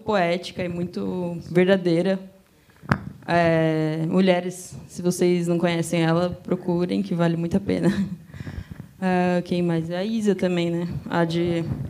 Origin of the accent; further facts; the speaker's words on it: Greater ABC region, São Paulo, Brazil; Eu sou da região do Grande ABC de São Paulo